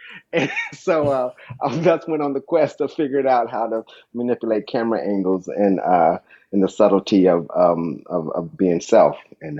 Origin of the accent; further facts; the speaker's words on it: Dayton, Ohio, United States; I grew up in Dayton, Ohio. I'm the oldest of five children